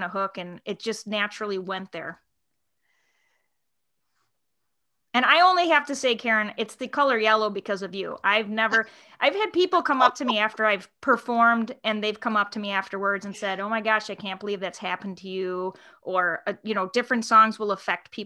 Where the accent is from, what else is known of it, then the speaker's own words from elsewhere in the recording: Chicago, Illinois, United States; I'm from Chicago